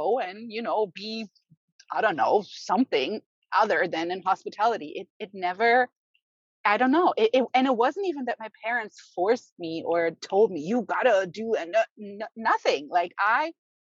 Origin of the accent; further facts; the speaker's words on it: Germany; also born or lived in Berlin; now in United States; I was born and raised in Germany